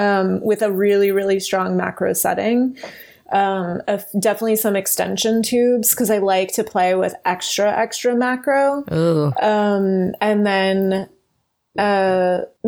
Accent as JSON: {"language": "English", "region": "East Coast", "country": "United States", "moved": "yes", "lives_now": "Los Angeles, United States"}